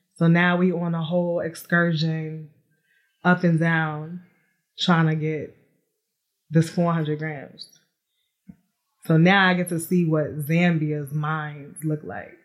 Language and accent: English; New York City, New York, United States; now in Atlanta, United States; I am from New York City, born and raised, but now I reside in Atlanta, Georgia